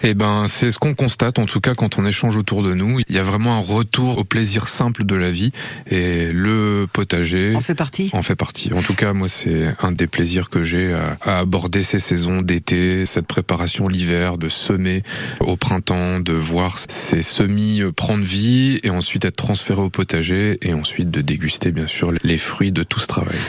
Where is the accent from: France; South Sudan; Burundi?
France; northern France; moved away; also born or lived in Creuse; Je viens d'une autre région, un peu plus au, nord, je viens du nord de la France.